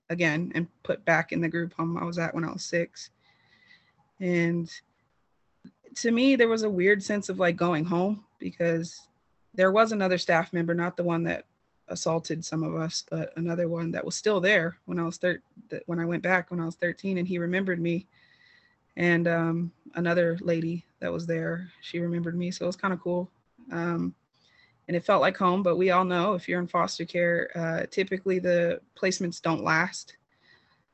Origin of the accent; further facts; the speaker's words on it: California, United States; I am from California, so I was in foster care in California